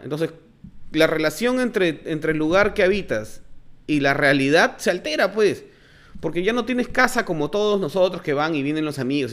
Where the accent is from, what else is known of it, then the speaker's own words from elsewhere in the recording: Lince, Lima, Peru; yo soy de Lincoln, pues entonces ahí hay un montón de Nikkeis